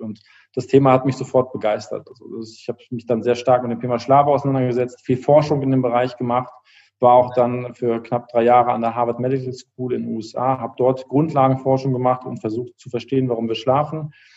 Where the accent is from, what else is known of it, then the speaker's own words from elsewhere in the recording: Düsseldorf, North Rhine-Westphalia, Germany; also born or lived in Cologne; ich bin ein gebürtiger Düsseldorfer eigentlich